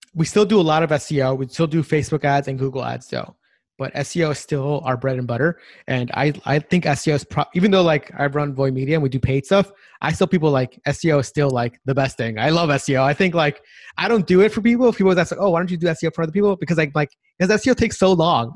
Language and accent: English; Long Island, New York, United States; moved away; also born or lived in Silicon Valley; I grew up in New York City. So I grew up in Long Island